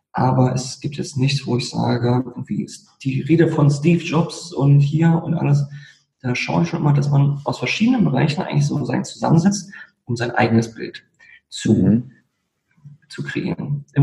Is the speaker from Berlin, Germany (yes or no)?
yes; Berlin, Germany; aufgewachsen, geboren in Berlin, aufgewachsen in Berlin ähm, und letztendlich auch ähm, nie lange weg gewesen